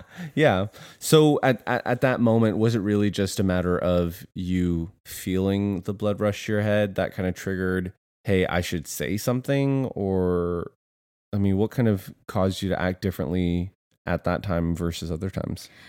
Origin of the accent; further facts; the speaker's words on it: Canada; moved away as an adult; now in United States; we are Canadian